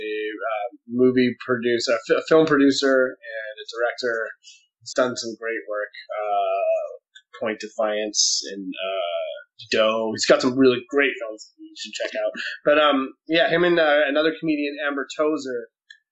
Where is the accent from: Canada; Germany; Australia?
Canada; Victoria, British Columbia; I'm from Victoria, BC